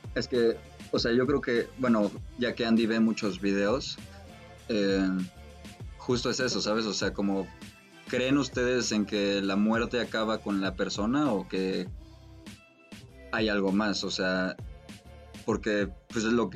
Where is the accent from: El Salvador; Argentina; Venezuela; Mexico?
Mexico; yo mínimo como mexicano